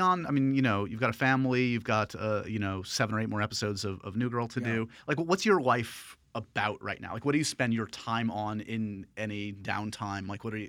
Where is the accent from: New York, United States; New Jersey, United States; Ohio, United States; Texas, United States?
New York, United States; I grew up in New York.